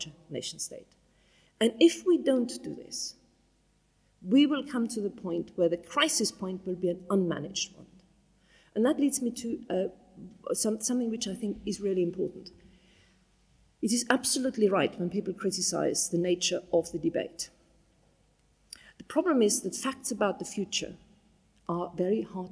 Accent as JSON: {"language": "English", "region": "Bavaria", "country": "Germany", "tie": "born or raised there", "moved": "yes", "lives_now": "United Kingdom", "said": "I'm a Bavarian farmer's daughter"}